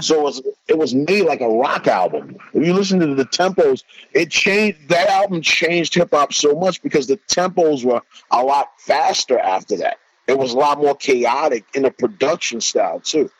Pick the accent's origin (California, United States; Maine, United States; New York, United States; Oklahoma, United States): New York, United States; New York City; I'm from Corona, Queen